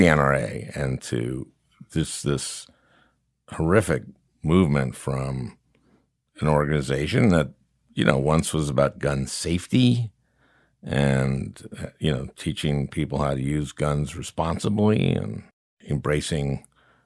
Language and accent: English; Minnesota, United States; I grew up in Minnesota